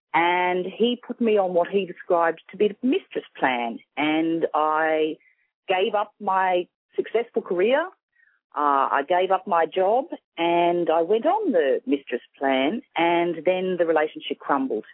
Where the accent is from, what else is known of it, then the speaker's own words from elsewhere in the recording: Sydney, New South Wales, Australia; I'm from Sydney, Australia